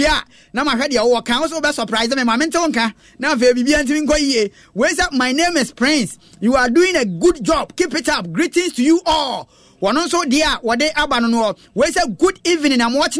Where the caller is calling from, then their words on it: Ashaiman, Greater Accra, Ghana; Listening to you from Ashaman